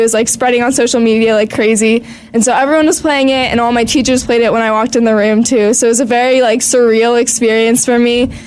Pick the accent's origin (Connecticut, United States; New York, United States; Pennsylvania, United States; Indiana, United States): Pennsylvania, United States; Pittsburgh; I'm from Pittsburgh